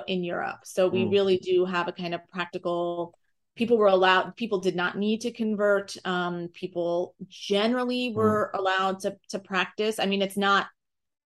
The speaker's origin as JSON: {"language": "English", "country": "United States", "said": "as an American"}